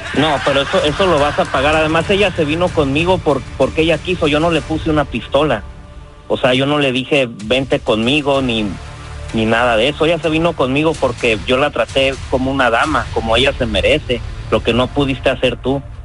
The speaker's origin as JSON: {"language": "Spanish", "town": "Pajacuaran", "region": "Michoacán", "country": "Mexico", "moved": "yes", "lives_now": "United States", "said": "yo soy de Michoacán, un pueblo que se llama Pajacuará"}